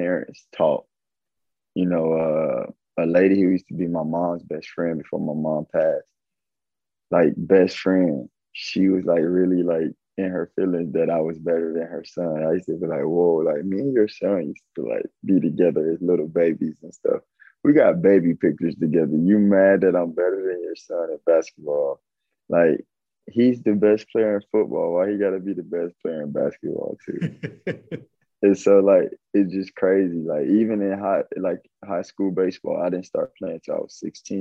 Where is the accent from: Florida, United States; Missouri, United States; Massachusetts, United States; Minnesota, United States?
Florida, United States; Avon Park; I came from Avon Park, Florida. It's like 5,000-6,000 people.